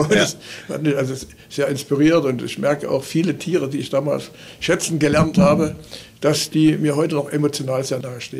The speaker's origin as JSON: {"language": "German", "town": "Limbach-Oberfrohna", "region": "Saxony", "country": "Germany", "tie": "born or raised there", "moved": "yes", "said": "Das ist natürlich meine Heimatstadt hier."}